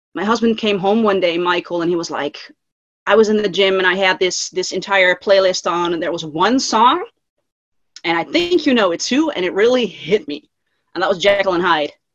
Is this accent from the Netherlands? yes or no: yes; Netherlands; I'm from the Netherlands, Europe.